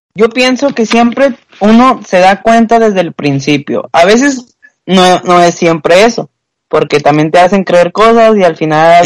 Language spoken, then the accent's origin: Spanish; Monterrey, Nuevo León, Mexico; soy desde el mero Topo Chico